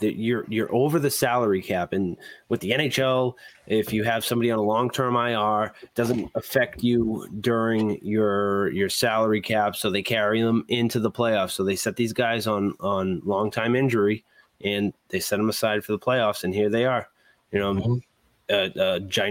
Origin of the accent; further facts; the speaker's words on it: Massachusetts, United States; I'm from Massachusetts.